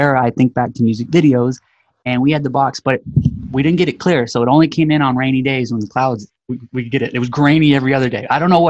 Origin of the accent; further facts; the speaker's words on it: West Coast, United States; But I'm a West Coast guy, so I grew up out here on the West.